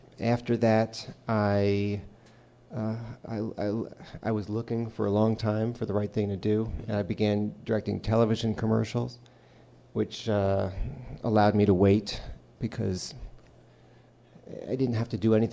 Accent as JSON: {"language": "English", "area": "Westchester", "region": "New York", "country": "United States", "tie": "born or raised there", "said": "Danny and I grew up in Westchester"}